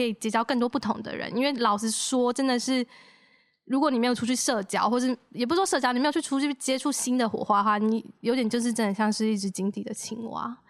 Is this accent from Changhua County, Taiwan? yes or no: no; Taichung, Taiwan; 我是台中人